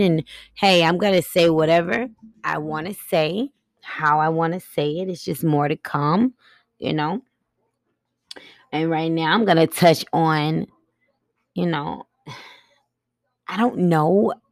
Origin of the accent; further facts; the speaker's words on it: Buffalo, New York, United States; I was raised in Buffalo, New York